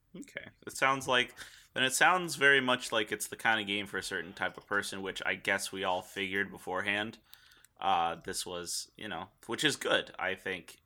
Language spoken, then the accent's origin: English; United States; 'cause we're American